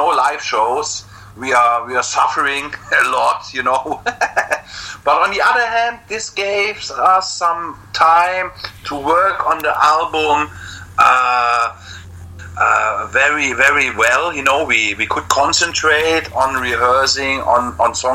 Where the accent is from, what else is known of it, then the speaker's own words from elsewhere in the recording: Germany; we in Germany